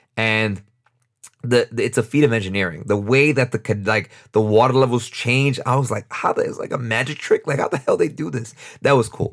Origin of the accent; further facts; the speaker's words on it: New York, United States; moved away as an adult; now in Costa Rica; I'm from New York, but I live in Costa Rica